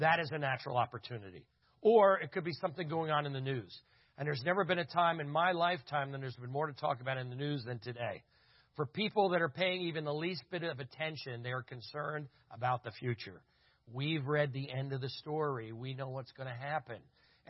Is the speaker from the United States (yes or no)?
yes; Berks County, Southeastern Pennsylvania, United States